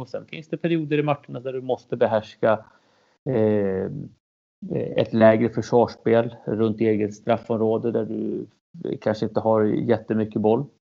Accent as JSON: {"language": "Swedish", "town": "Norrtälje", "region": "Stockholm County", "country": "Sweden", "tie": "born or raised there", "also_born_or_lived": "Chile", "said": "jag är ursprunget från Chile, kom till Sverige när jag var två, uppvuxen i Norrtälje, sju mil norr om, eh, Stockholm."}